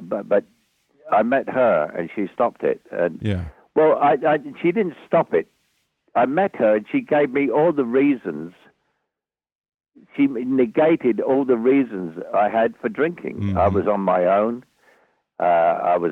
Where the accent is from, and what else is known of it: London, United Kingdom; born or raised there; accent: Cockney